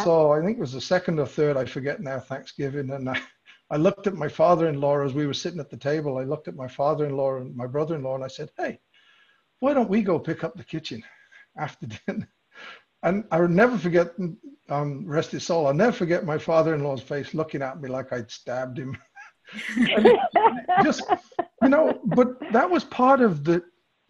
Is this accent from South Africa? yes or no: no; England, United Kingdom; moved away; I grew up in England